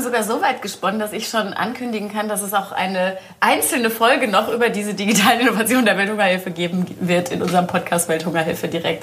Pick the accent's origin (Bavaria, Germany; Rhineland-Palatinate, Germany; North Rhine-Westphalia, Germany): North Rhine-Westphalia, Germany; Soest; born or raised there